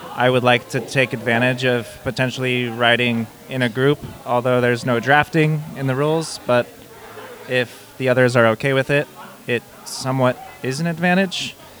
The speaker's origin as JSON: {"language": "English", "town": "Bend", "region": "Oregon", "country": "United States", "said": "I am from Bend, Oregon."}